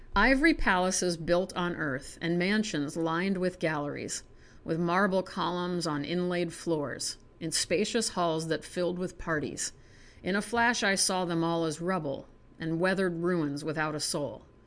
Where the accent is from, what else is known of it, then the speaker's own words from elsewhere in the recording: United States; accent: American; my hideous American accent